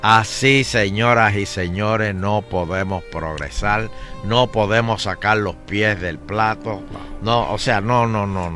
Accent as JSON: {"language": "Spanish", "town": "Guaynabo", "country": "Puerto Rico", "said": "yo soy de Guaynabo"}